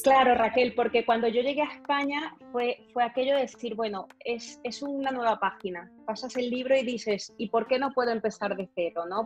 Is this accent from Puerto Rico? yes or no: no; Valencia, Carabobo, Venezuela; moved away as an adult; also born or lived in Maracay, Venezuela; now in Barcelona, Spain; a pesar de que nací en Maracay, digamos que mis años de crecimiento de adolescente fue en Valencia